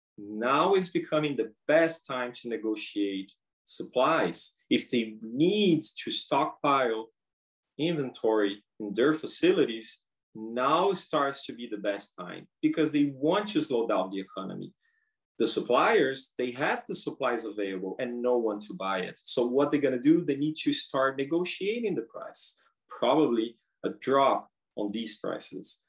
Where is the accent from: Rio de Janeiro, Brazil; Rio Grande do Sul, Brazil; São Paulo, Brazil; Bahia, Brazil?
São Paulo, Brazil; moved away as an adult; now in Prince Rupert, Canada; I'm from Brazil. Uh, I'm from São Paulo, Brazil. I came to Rupert in April 21, and I came straight from Brazil